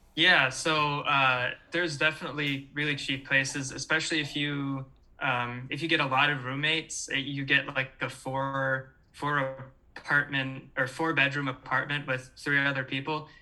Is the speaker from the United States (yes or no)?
yes; Michigan, United States; moved away as an adult; now in Chicago, United States; born and raised in Michigan, been here a long time. Uh, just moved to Chicago